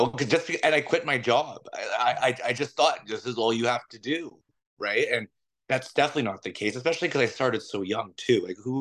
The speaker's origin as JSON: {"language": "English", "town": "Toronto", "region": "Ontario", "country": "Canada", "tie": "born or raised there", "said": "I'm from Toronto, so I know this city like the back of my hand. I went every form of school you possibly can imagine here."}